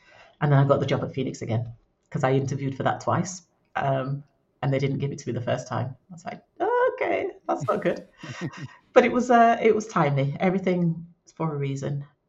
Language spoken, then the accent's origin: English; Leeds, Yorkshire and the Humber, United Kingdom; "Well, we're all from Leeds."